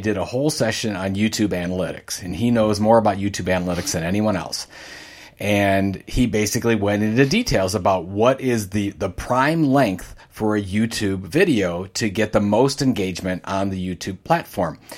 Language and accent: English; Sandusky, Ohio, United States; I grew up in Sandusky, Ohio